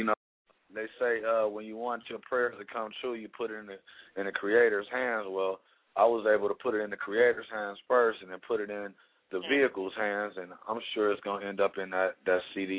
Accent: Los Angeles, California, United States; I fell in love because I grew up in Leimert Park with my little Tagger homies.

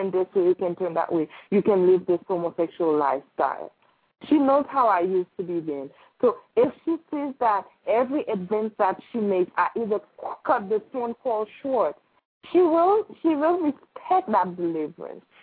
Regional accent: Florida, United States; I moved from Florida

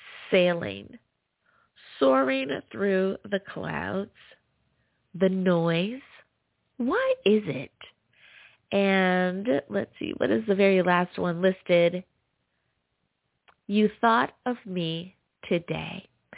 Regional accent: United States; coming in the number one spot is my home country. Woo! The good old U.S. of A.

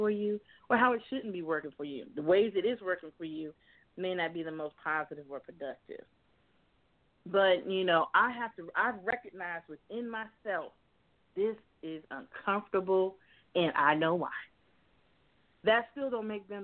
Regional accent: Miami, Florida, United States; I grew up in Miami, Florida

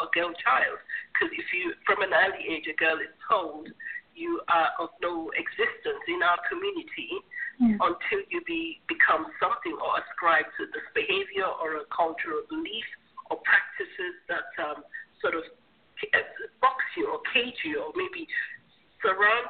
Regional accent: Sierra Leone; now in United Kingdom; I'm from Sierra Leone originally

